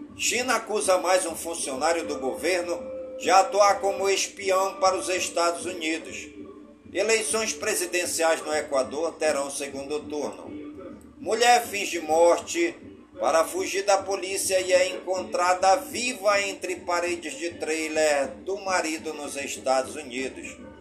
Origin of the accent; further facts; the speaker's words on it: Careiro da Várzea, Amazonas, Brazil; em todas as comunidades do Careiro da Vaz, em minha cidade natal